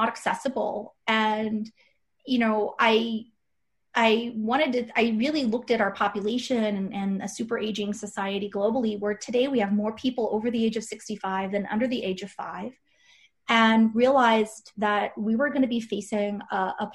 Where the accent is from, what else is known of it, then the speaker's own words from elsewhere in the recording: Kansas, United States; moved away; my husband's from Wisconsin, and I'm from Kansas originally